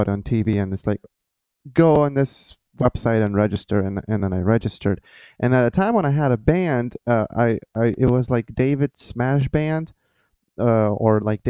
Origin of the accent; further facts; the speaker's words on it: Lithuania; English is a second language; moved away as an adult; now in Florida, United States; I transferred to a music conservatory in my hometown